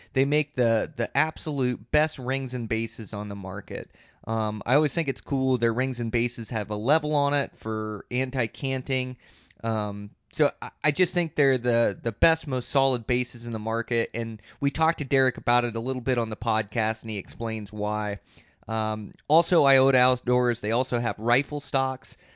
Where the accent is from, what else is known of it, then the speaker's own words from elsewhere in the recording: Western Washington, United States; moved away; also born or lived in Seattle; I grew up in Western Washington